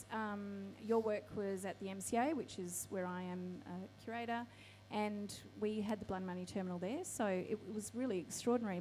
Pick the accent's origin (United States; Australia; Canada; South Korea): Australia; Wardandi Kaniyang country, southwest of Western Australia; now in Sydney, Australia; I come from Wadandi Kanayang country, which is in the southwest of Western Australia. I'm Noongar Yamaji.